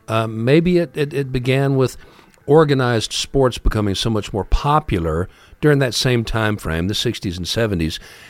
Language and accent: English; Ohio, United States; In the neighborhood that I grew up in Ohio, we never, ever, ever were bored.